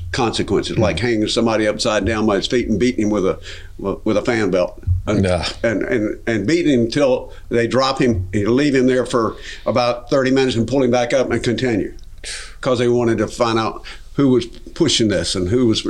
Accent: the Carolinas, United States; And I was from the Carolinas, so I ended up going to Andrews Air Force Base, hospital on the East Coast.

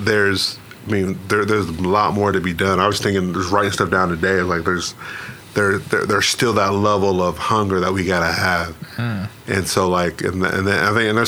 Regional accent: Kansas City, United States; growing up in Kansas City

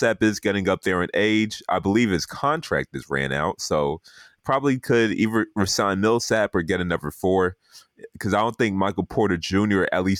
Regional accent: Nigeria; since I'm Nigerian

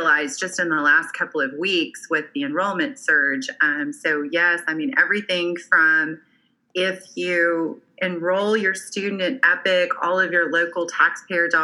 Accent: Oklahoma, United States; moved away as an adult; also born or lived in Alabama; I was moving back to my home state of Oklahoma

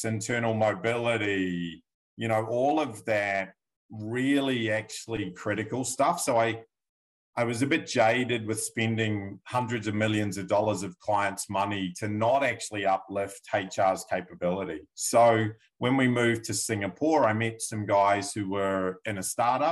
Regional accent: New Zealand; now in Victoria, Australia; I'm actually a New Zealander by birth

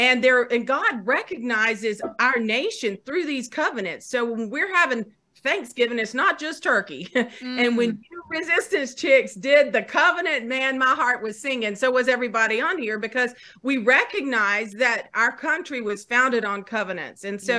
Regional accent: North Carolina, United States; I'm from North Carolina.

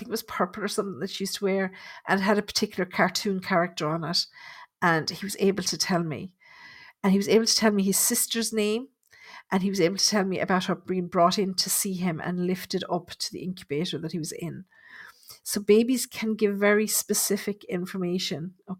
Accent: Dublin, Leinster, Ireland; I'm from Dublin. I used to watch Colin Fry every week on TV.

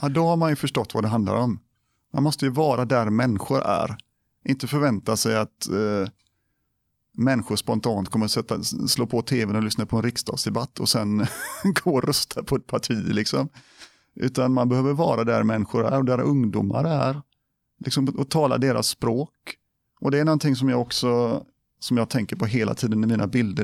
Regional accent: Gothenburg, Västra Götaland, Sweden; moved away as an adult; also born or lived in Biskopsgården, Gothenburg; now in Borås, Sweden; jag föddes, föddes i Biskopsgården. Där, ja. Jag bodde där tills jag var sex år. Sen så flyttade vi till Kärra. Ja på Hisingen. Eh, och där bodde jag tills jag flyttade hemifrån.

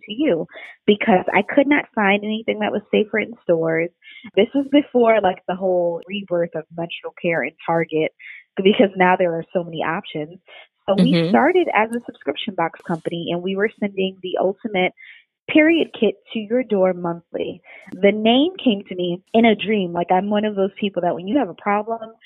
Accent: New York City, New York, United States; moved away; also born or lived in Maryland; I come from New York, Brooklyn, New York. By way of Maryland

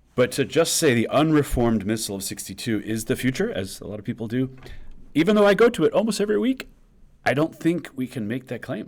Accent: New York, United States; now in Kansas, United States; we New Yorkers

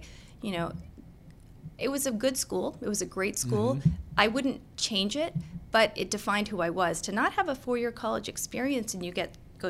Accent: Annandale, Virginia, United States; also born or lived in Philadelphia, Pennsylvania / Boston, Massachusetts; Nope. I grew up in Virginia. I grew up in Annandale.

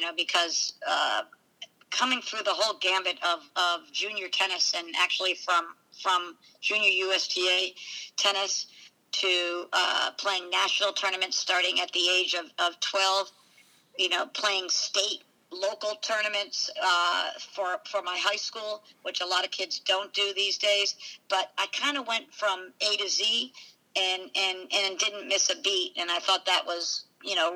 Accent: Providence, Rhode Island, United States; I'm from Providence, Rhode Island.

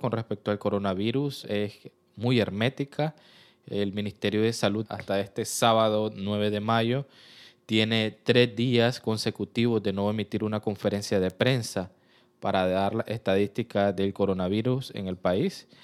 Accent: Nicaragua; yo soy periodista nicaragüense

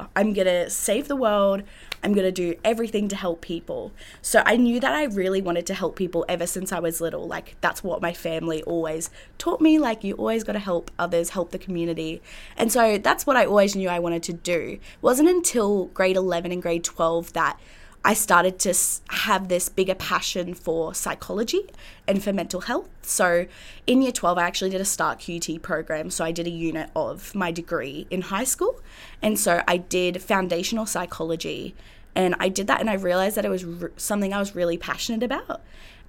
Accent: Sandgate, Queensland, Australia; I came from Sandgate District State High School

